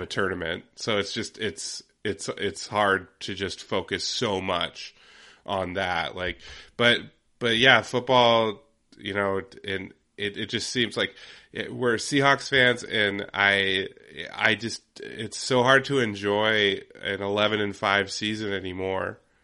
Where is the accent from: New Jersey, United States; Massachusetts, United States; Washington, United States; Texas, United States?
Washington, United States; Yakima Valley; moved away; my hometown, my home area, the Yakima Valley